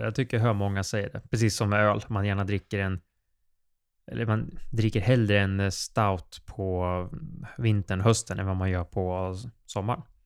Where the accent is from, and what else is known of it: Sweden